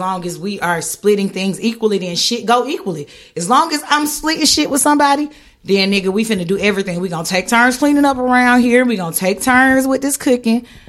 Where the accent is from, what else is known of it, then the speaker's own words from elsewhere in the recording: the South, United States; moved away; I'm from the South, I'm Southern